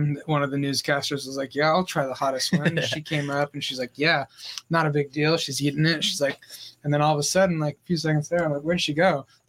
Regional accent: North County San Diego, California, United States; also born or lived in Oceanside / Vista / Carlsbad; now in Escondido, United States; But between Oceanside, Vista, and Carlsbad is mostly where I'm from. You know, a little bit of San Marcos and Escondido recently.

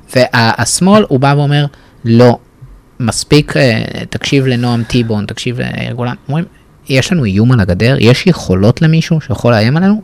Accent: Israel; אני אמנם גדלתי בישראל באזור ליברלי

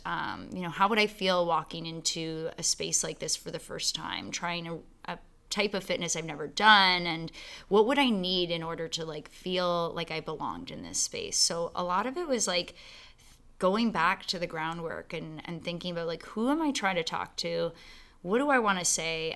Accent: London, Ontario, Canada; also born or lived in Calgary / Waterloo / Toronto; I was born in Calgary, but I grew up in London.

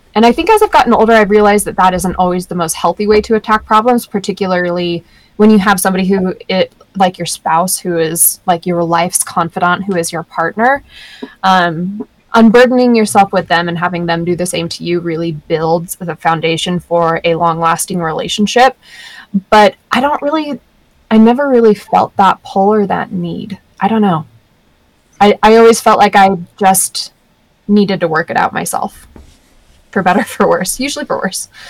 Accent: Sandy, Utah, United States; growing up in Sandy was difficult at times. Sandy's really conservative

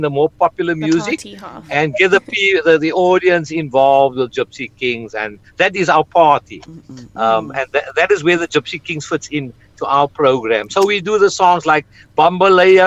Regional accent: South Africa; I was from South Africa

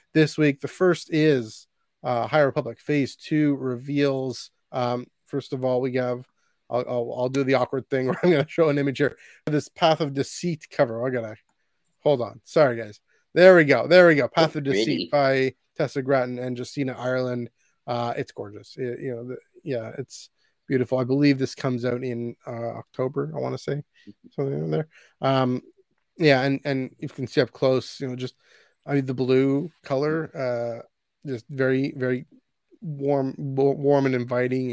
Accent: Canada; as a Canadian

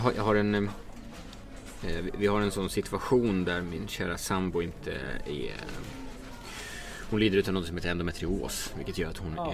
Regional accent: Dalarna County, Sweden; jag är från Dalarna. Så att skidtraditionen är rätt stark

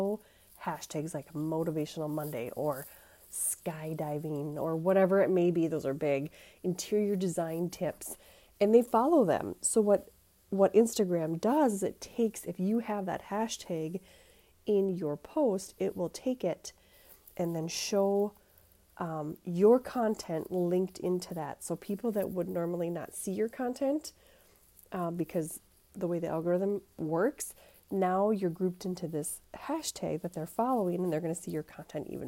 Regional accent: Minnesota, United States; accent: Minnesota; If you can't tell from my accent, I do live in Minnesota

